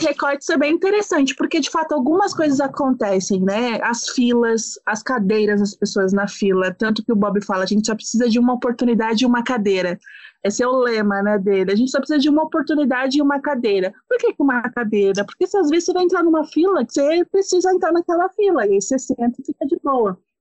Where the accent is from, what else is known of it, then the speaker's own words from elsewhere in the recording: São Paulo, Brazil; eu sou de São Paulo